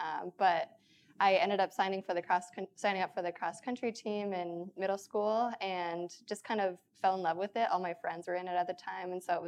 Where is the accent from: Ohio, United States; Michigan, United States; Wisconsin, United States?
Wisconsin, United States; I'm from Wisconsin, so it was very kind of close to home for me.